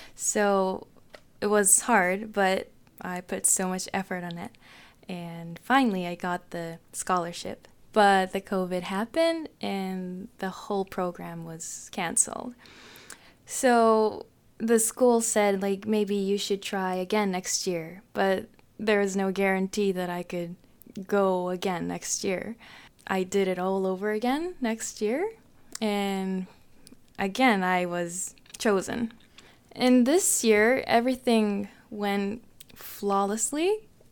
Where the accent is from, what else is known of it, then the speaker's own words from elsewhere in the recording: Tokyo, Japan; English is a second language; moved away as an adult; now in Canada; I'm from Japan, Tokyo, Japan